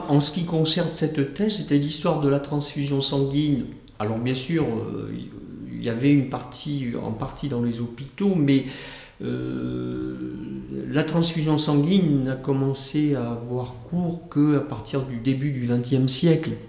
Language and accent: French; Houilles, Île-de-France, France; moi-même, je suis né à Houille, dans le 78.